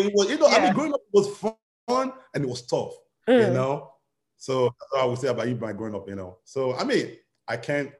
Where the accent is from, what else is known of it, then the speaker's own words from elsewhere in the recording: Miami, Florida, United States; moved away as an adult; also born or lived in Nigeria; now in Atlanta, United States; I grew up from Nigeria, then I moved to Miami. So that's where I grew up